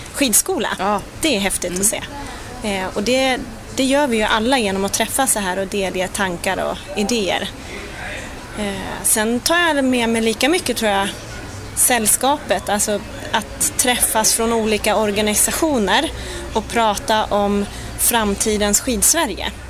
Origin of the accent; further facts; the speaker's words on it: Sweden; som svensk